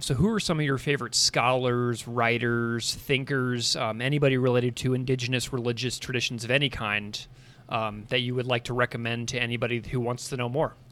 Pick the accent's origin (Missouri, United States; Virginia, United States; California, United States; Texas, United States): Missouri, United States; St. Louis; moved away as an adult; also born or lived in Saskatoon, Saskatchewan; I grew up in Saint Louis, Missouri